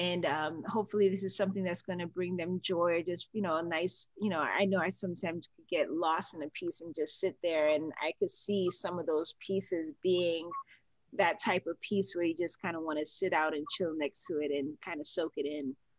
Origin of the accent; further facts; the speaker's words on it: New York, United States; moved away; I was born in New York